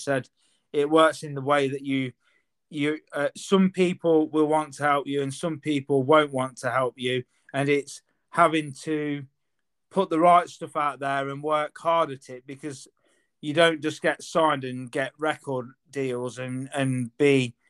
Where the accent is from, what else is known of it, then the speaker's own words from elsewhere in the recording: Leicester, East Midlands, United Kingdom; I'm from Leicester.